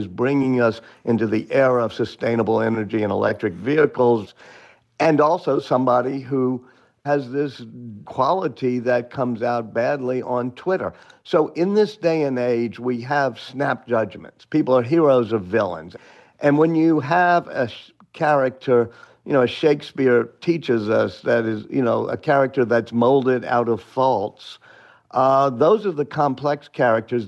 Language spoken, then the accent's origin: English; New Orleans, Louisiana, United States; I'm from New Orleans